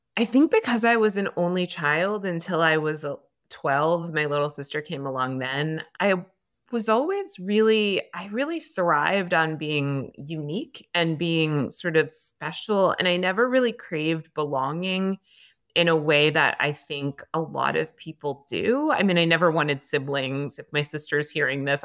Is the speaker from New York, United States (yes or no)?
no; Greenwich, Connecticut, United States; also born or lived in Cape Cod, Massachusetts; I moved to Greenwich, Connecticut, and lived with my mom and her family members, and I would say I grew up in a very, very white town